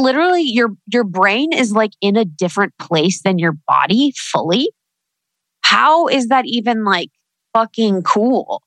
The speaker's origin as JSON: {"language": "English", "region": "Midwest", "country": "United States", "tie": "born or raised there", "moved": "yes", "lives_now": "Los Angeles, United States", "said": "living in the Midwest, growing up in the Midwest"}